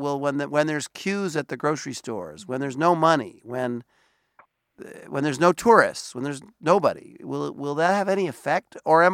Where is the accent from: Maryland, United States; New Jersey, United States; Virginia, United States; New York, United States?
New York, United States; New York City; I'm from Brooklyn.